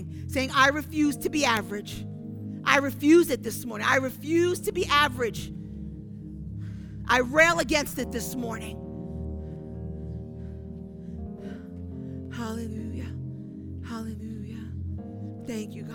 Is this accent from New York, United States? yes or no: yes; New York City, New York, United States; I'm from Brooklyn